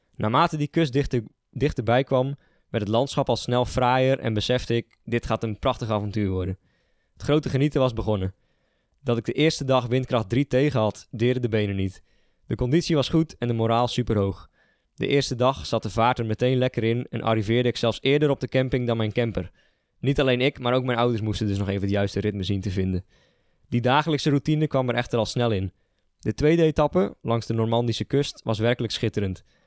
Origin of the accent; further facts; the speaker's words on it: Sliedrecht, South Holland, Netherlands; moved away as an adult; now in Nijmegen, Netherlands; Oorspronkelijk eh, kom ik uit Sliedrecht, een dorp eh, een beetje aan de, de, westkant van de, van de Betuwe. Zuid-Holland, grens Noord-Brabant